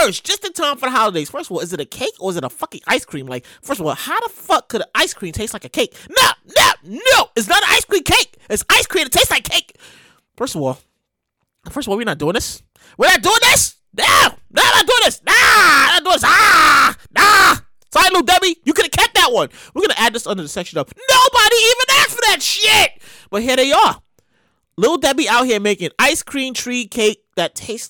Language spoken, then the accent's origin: English; New York City, New York, United States; I'm from Brooklyn